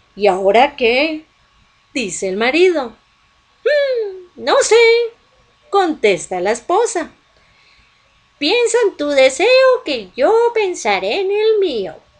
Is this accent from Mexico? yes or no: no; Colombia; en Colombia, aquí en mi país